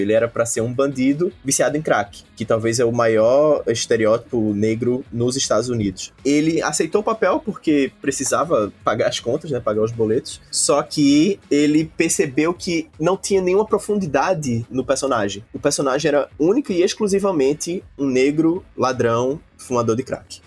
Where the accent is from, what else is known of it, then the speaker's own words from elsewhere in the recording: Northeast Region, Brazil; also born or lived in São Paulo; now in Recife, Brazil; eu, sendo nordestino em São Paulo